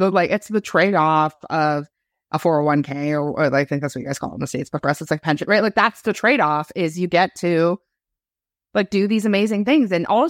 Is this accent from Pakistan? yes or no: no; Canada; I'm a Canadian.